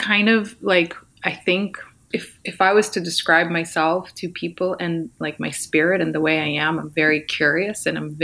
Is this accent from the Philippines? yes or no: no; Ukraine; now in California, United States; I'm actually from the Ukraine.